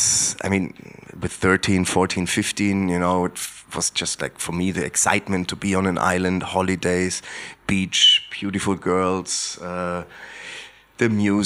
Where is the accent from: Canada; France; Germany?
Germany; Heringen, Hesse; English is a second language; I'm coming from Heringen, which is a very small village, 180 kilometers north of Frankfurt. And it was very close to the former German border, just 300 meters away, basically. So it was a really, really remote area.